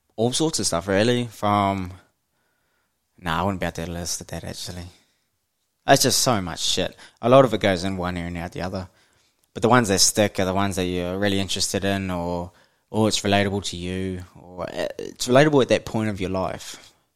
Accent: Hamilton, Waikato, New Zealand; I grew up in the mighty Waikato, uh, born and bred in Hamilton, New Zealand.

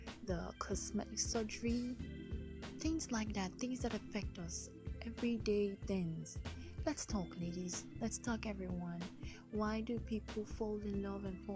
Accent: Delta, Nigeria; I'm from Delta State, Lake Nigeria, West Africa.

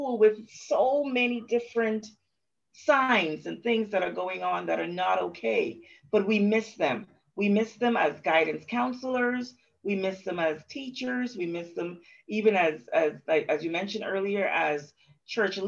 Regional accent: Bahamas; growing up in the Bahamas, I have often been one to say, oh, we're just a happy-go-lucky people

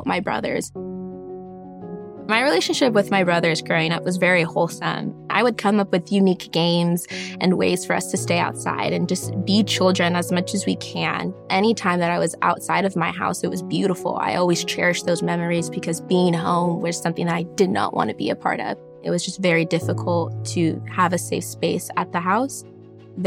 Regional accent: Bellflower, California, United States; I was born in Bellflower, California.

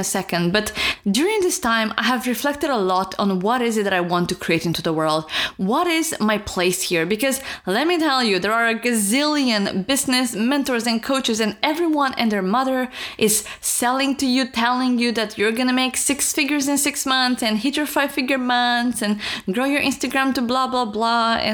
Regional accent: Romania; moved away; I'm from Romania

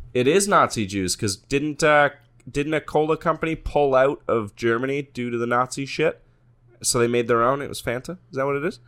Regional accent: Canada; as a Canadian

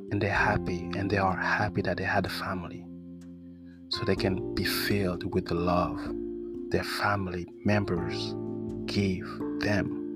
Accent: France; accent: French; English is a second language; I'm sorry about my accent. You know, French guy have an accent too.

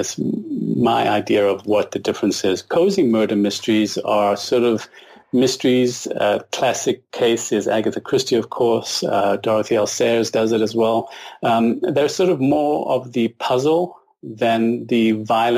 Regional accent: South Africa; now in Canada; I was born and raised in South Africa under a sort of, I guess, British influence

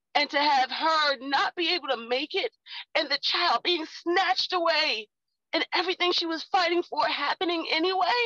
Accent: United States; I am an African-American woman

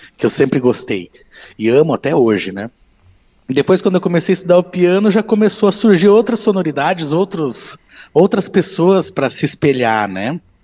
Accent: Novo Hamburgo, Rio Grande do Sul, Brazil; moved away as an adult; now in Bento Gonçalves, Brazil; Eu sou natural de Novo Hamburgo, né? E eu moro aqui em Bento há 20 anos.

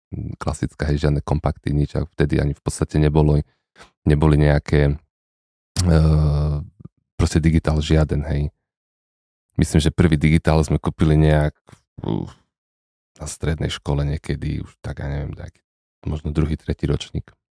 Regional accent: Košice, Košice Region, Slovakia; also born or lived in Gelnica; V podstate som rodený Košičan v takom zmysle, že žijem v Košiciach takmer od narodenia. Narodil som sa v Gelenici

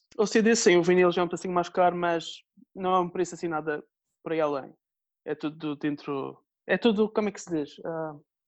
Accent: Madeira, Portugal; sou da Madeira

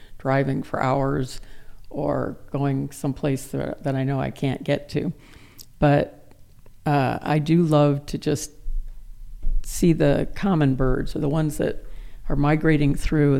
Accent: Euclid, Ohio, United States; now in Boise, United States; I grew up in Ohio

